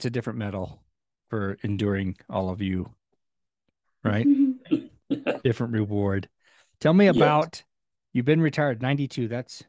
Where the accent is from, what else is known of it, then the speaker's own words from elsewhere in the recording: California, United States; Where I grew up in California has a different accent than Utah.